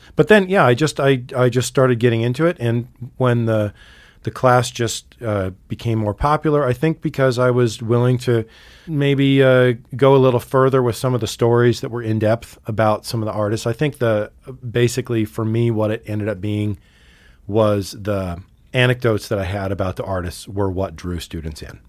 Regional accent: Sitka, Alaska, United States; also born or lived in Montana; now in Missoula, United States; I grew up in Sitka, Alaska

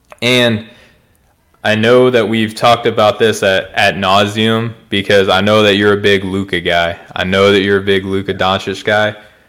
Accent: Arkansas, United States; I'm from Arkansas. If my accent doesn't give it away for people who don't know

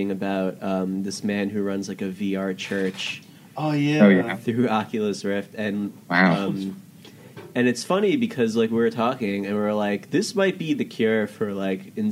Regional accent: Lake Ronkonkoma, New York, United States; I'm from Lake Ronkonkoma, which is a town known for having a haunted lake

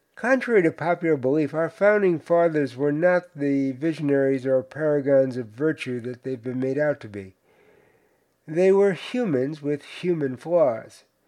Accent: Cedarhurst, New York, United States; my hometown of Cedarhurst

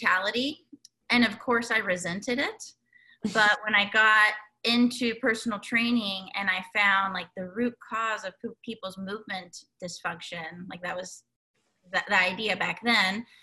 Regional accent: Guatemala; moved away; we grew up in Guatemala

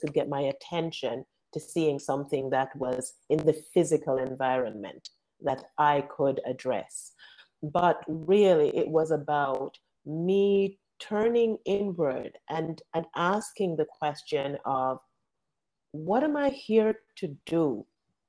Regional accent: Jamaica; I grew up in Jamaica

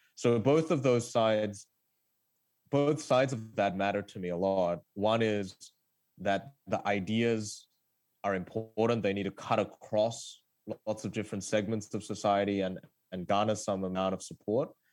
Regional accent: Australia; English is a second language; also born or lived in South Korea; I moved to Australia as a kid from South Korea and I didn't speak English.

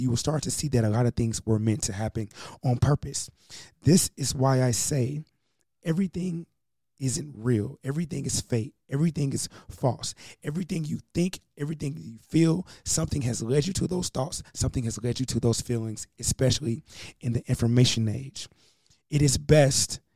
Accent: United States

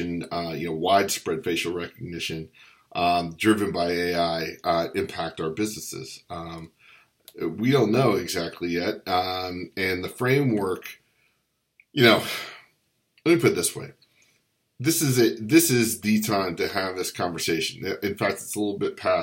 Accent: Virginia, United States; the Commonwealth of Virginia, my home state

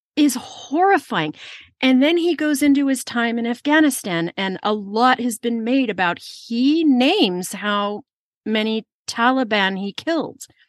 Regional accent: California, United States; I'm from California

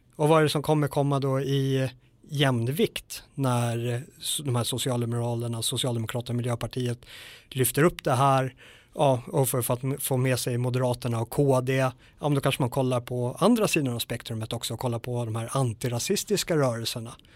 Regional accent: Sweden; svenskar är ju extrema i, eh, i det här området att lita på våra myndigheter. Vi är väldigt auktoritetstrogna

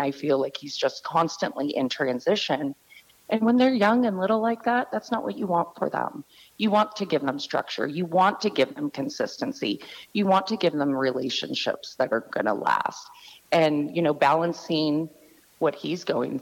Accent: San Francisco Bay Area, California, United States; moved away as an adult; now in Phoenix, United States; I was born and raised Bay Area

